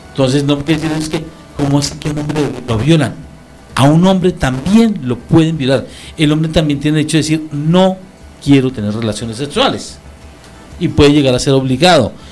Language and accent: Spanish; Colombia; Hasta para eso somos colombianos.